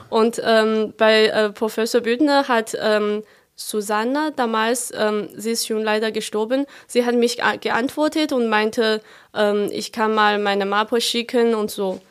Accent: a smaller town near Chongqing, China; German is a second language; moved away as an adult; now in Germany; Meine Heimat ist in einer noch kleineren Stadt äh, neben dieser Stadt Chongqing

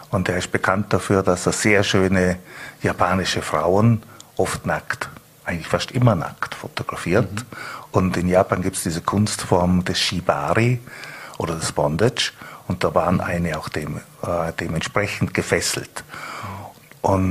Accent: Bregenz, Vorarlberg, Austria; Also die Menschen und natürlich, äh, ich bin ja aus Bregenz, mhm.

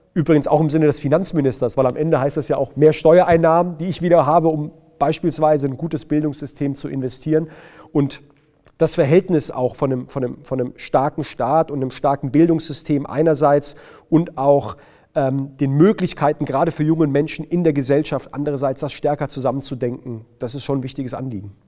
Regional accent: Heidelberg, Baden-Württemberg, Germany; ich bin in Baden-Württemberg geboren, ich bin gebürtiger Heidelberger, ich komme aus, aus, aus Baden-Württemberg, ich kann auch Dialekt schwätzen

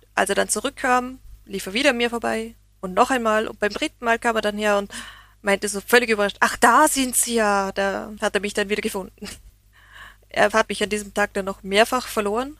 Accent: Vorarlberg, Austria; für mich als Österreicherin

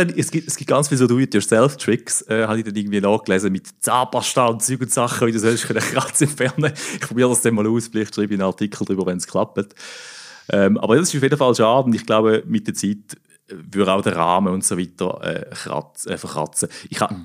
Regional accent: Thurgau, Switzerland; ich komme ja aus dem Thurgau, oder? Im Obstgarten von der Schweiz. Und äh, meine Mutter hat früher zu Frauenfeld auf dem Markt immer Grafenstein

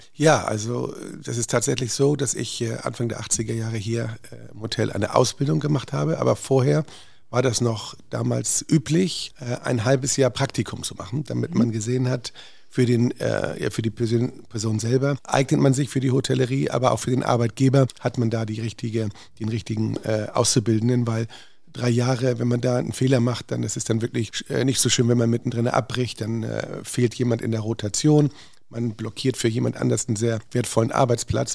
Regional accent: Northern Germany, Germany; now in Hamburg, Germany; als Norddeutscher

